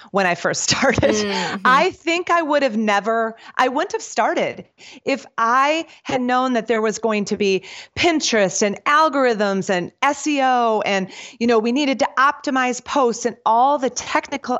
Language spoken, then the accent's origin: English; suburb of Milwaukee, Wisconsin, United States; moved away as an adult; now in North Carolina, United States; I was born and raised in Packerlands